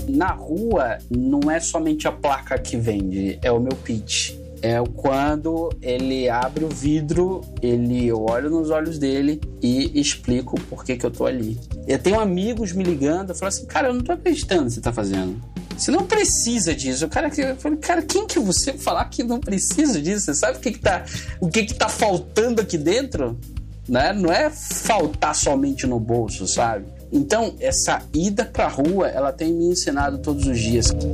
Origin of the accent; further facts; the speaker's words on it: interior of Pernambuco, Brazil; moved away as an adult; now in São Paulo, Brazil; Meu pai é comerciante, nós somos do interior de Pernambuco, uma cidade entre Pernambuco e Alagoas. E meu pai tinha comércio lá